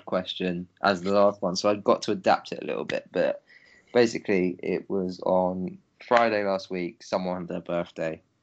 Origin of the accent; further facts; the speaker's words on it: London, United Kingdom; I'm from Crystal Palace